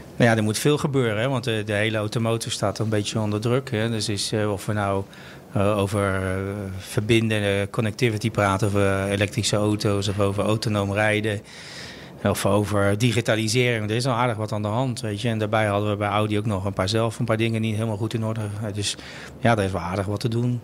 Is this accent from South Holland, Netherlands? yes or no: yes; Rotterdam, South Holland, Netherlands; also born or lived in Amsterdam; ik ben een vooral Rotterdammer. Dat zit een beetje in je bloed.